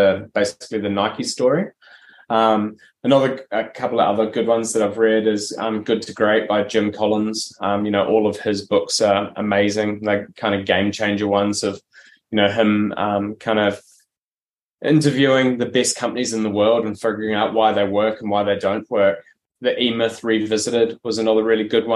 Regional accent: New Zealand; now in Australia; I'm originally from New Zealand. I moved over to Australia in 2008

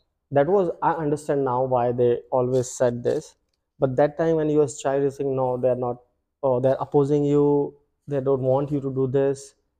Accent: Delhi, India; moved away; I'm from North India, it's in Delhi.

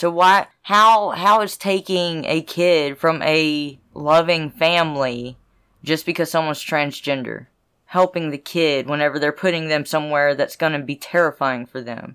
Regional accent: the South, United States; I grew up in the South

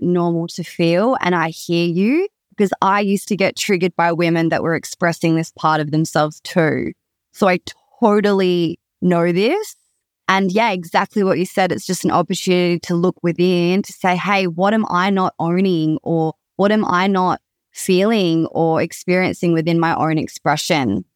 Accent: Perth, Western Australia, Australia; I am from Perth, Western Australia, born and bred

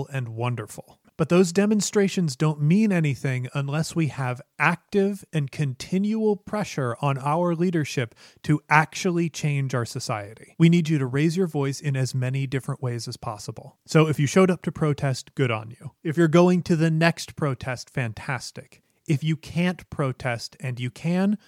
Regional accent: Chicago, Illinois, United States; my hometown of Chicago

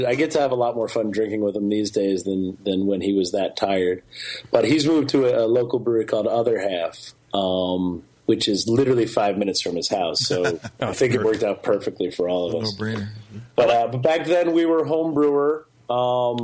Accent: New Jersey, United States; Chris and I were born and raised within three houses of each other.

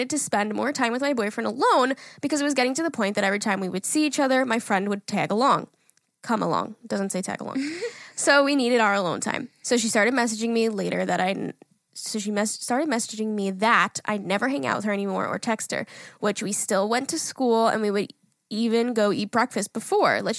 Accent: California, United States

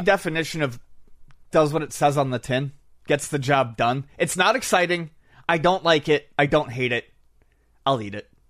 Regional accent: Buffalo, New York, United States; moved away; When I was growing up in Buffalo

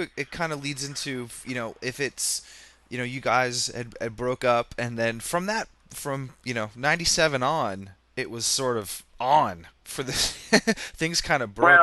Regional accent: Vermont, United States; growing up in Vermont

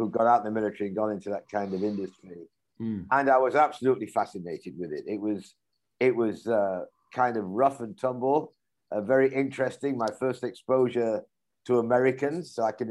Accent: Leeds, Yorkshire and the Humber, United Kingdom; 1976, I'm actually from Leeds in Yorkshire.

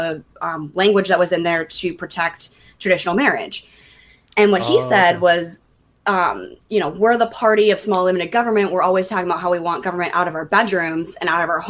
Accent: Minnesota, United States; moved away as an adult; now in Virginia, United States; I'm from Minnesota. You'll notice that when I say the word bag.

